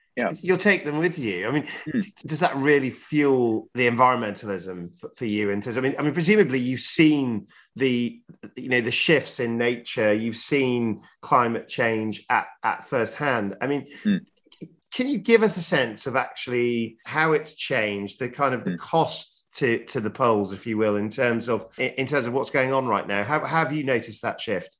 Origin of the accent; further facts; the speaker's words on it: Yorkshire and the Humber, United Kingdom; as a Yorkshireman